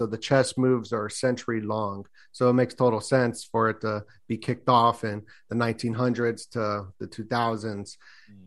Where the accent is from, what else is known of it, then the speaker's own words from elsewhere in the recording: Las Vegas, Nevada, United States; I grew up in Vegas